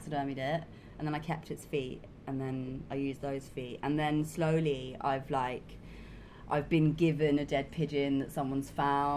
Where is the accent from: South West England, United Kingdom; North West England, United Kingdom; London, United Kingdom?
London, United Kingdom; I'm from London, and there's not much wildlife.